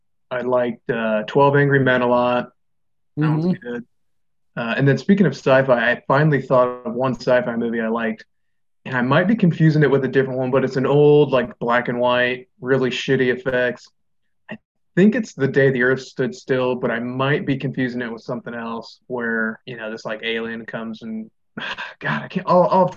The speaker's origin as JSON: {"language": "English", "country": "Laos", "said": "No, I'm from Laos."}